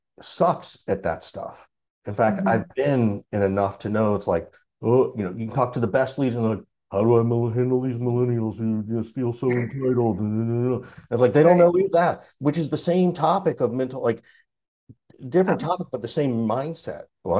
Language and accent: English; Deep South, United States; And growing up in the Deep South, it was like, well, you know, I had to go to couples thing.